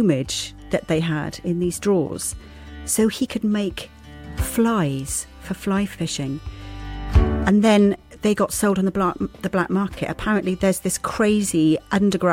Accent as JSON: {"language": "English", "town": "Swansea", "region": "Wales", "country": "United Kingdom", "tie": "born or raised there", "said": "Swansea, my hometown"}